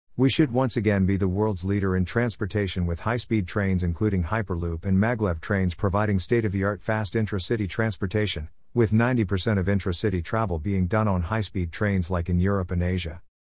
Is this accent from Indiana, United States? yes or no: no; Berkeley, California, United States; now in South Korea; I grew up in Berkeley, California, where I went to Thousand Oaks Elementary School